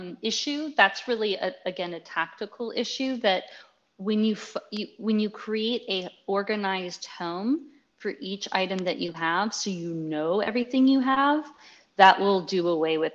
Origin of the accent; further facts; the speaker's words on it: Washington, District of Columbia, United States; now in Texas, United States; I'm from Washington, D.C. originally